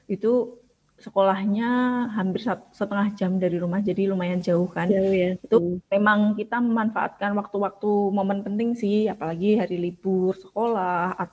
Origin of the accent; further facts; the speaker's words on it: Kudus, Central Java, Indonesia; yang sebenarnya aku bukan salah tiga aku dari Kudus Pantura gitu kan